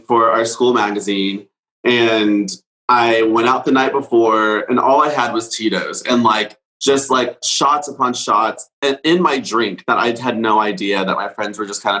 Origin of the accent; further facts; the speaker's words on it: Dallas, Texas, United States; I grew up here. This is my only home. I've never lived anywhere else